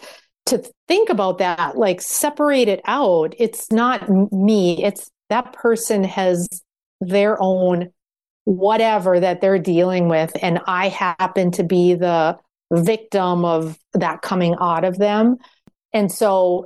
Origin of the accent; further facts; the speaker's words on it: Minnesota, United States; I come from the Minnesota Nice framework